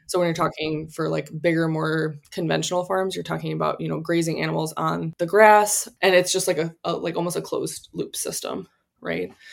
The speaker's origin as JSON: {"language": "English", "region": "Wisconsin", "country": "United States", "also_born_or_lived": "California", "moved": "yes", "said": "We're from Wisconsin."}